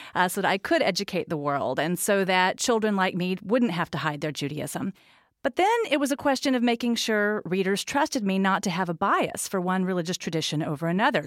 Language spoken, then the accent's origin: English; United States; moved away; also born or lived in North Carolina / Texas; I grew up in North Carolina and Texas